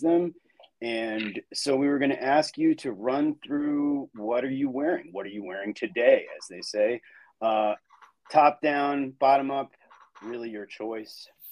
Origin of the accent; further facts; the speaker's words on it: Annapolis, Maryland, United States; also born or lived in Baltimore; I grew up in Annapolis, around Annapolis, and then I moved to Baltimore. So I have been here uh, my entire life